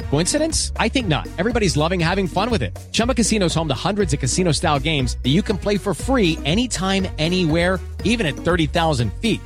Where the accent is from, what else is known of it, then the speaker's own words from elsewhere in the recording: Ireland; I'm Irish